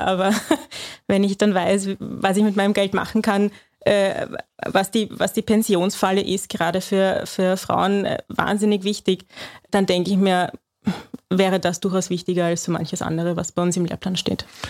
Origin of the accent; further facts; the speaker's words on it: Austria; bei uns in Österreich